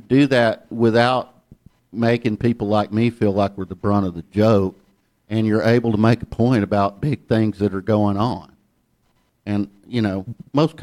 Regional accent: Ellijay, Georgia, United States; accent: Southern; moved away as an adult; also born or lived in New York; I grew up in Ellijay, Georgia

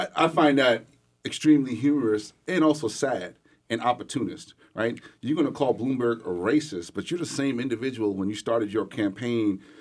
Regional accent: New York City, New York, United States; now in Atlanta, United States; I'm born and raised in New York City, Brooklyn

